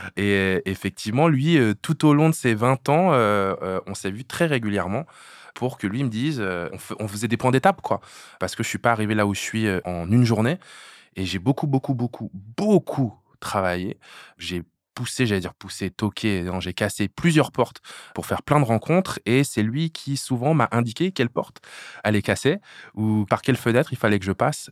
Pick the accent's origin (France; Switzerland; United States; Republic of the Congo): France; Hérouville-Saint-Clair, Normandy; j'ai grandi à Hérouville-Saint-Clair